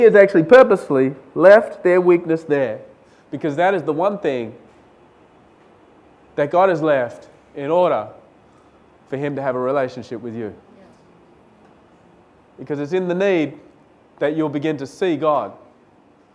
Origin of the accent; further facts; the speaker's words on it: Australia; moved away as an adult; now in India; I was from Australia.